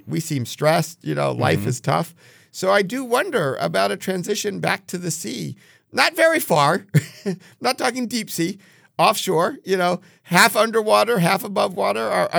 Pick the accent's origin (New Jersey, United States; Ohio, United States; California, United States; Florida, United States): New Jersey, United States; I grew up in New Jersey, right?